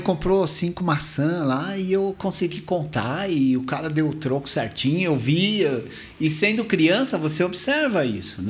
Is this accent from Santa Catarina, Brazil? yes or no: no; Mauá, São Paulo, Brazil; O fliperama lá da minha cidade, lá de, de Mauá